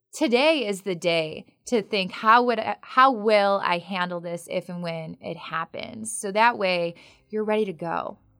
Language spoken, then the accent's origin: English; Chicago, Illinois, United States; now in North Carolina, United States; I'm from the Midwest. We are, do not live in the city of Oaks in, uh, the Chicagoland area